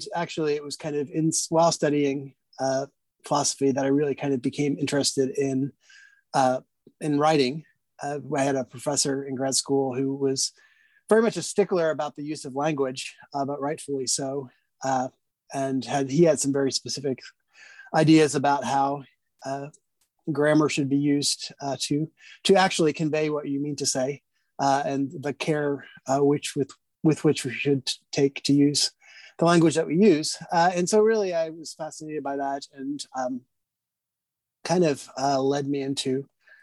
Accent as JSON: {"language": "English", "town": "Washington", "region": "District of Columbia", "country": "United States", "tie": "born or raised there", "also_born_or_lived": "Indiana", "moved": "as an adult", "lives_now": "Indianapolis, United States", "said": "I grew up in the Washington, D.C. area, but my parents are both from the Midwest."}